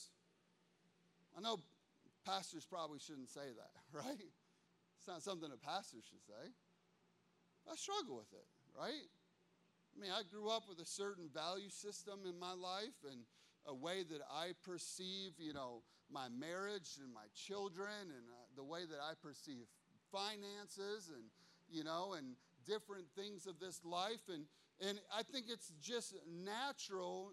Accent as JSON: {"language": "English", "country": "United States", "said": "I'm an American"}